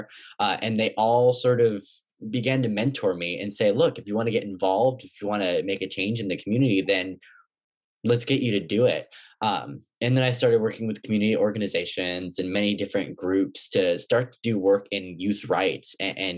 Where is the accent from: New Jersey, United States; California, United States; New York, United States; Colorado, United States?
California, United States; Oakland; also born or lived in Berkeley, California; I was born in Berkeley and I was raised in Oakland.